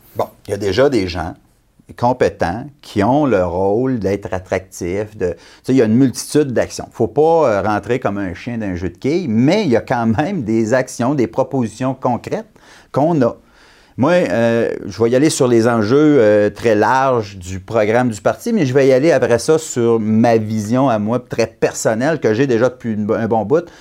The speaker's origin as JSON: {"language": "French", "area": "Abitibi", "region": "Quebec", "country": "Canada", "tie": "born or raised there", "said": "je suis venu au monde en Abitibi, j'ai grandi en Abitibi"}